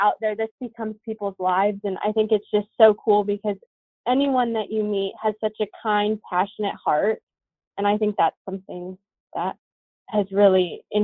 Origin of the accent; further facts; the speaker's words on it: Duncan, Nebraska, United States; also born or lived in Columbus, Nebraska / Wayne, Nebraska; I grew up in Duncan, but I went to school in Columbus, Nebraska